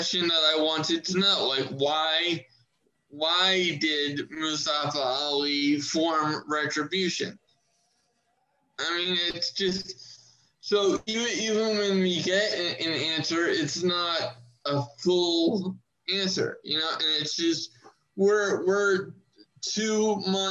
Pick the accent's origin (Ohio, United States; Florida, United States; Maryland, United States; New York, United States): Maryland, United States; my home state. It was Morgan State University, and that's in Maryland, close to me